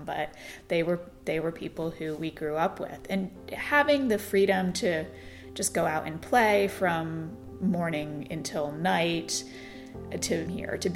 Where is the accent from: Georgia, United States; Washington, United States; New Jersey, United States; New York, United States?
New York, United States; moved away; also born or lived in Florida; where we grew up in New York